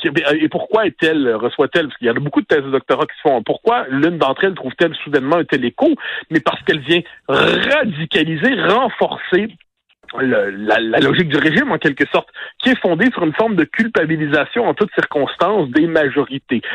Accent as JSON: {"language": "French", "area": "North Shore of Montreal", "region": "Quebec", "country": "Canada", "said": "moi qui viens de la rive nord de Montréal"}